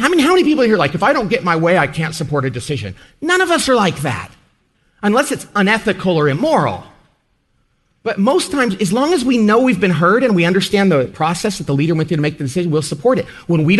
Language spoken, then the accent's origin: English; California, United States; But since I'm from California